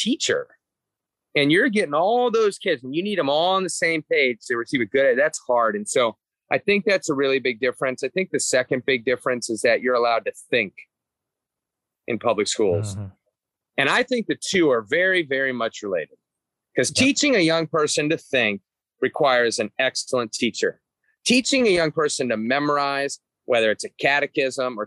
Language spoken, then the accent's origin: English; Atlanta, Georgia, United States; now in Cincinnati, United States; I was from Atlanta. There were two Catholic high schools in Atlanta, which is much larger here. There was the archdiocesan one and the private one. I went to the private one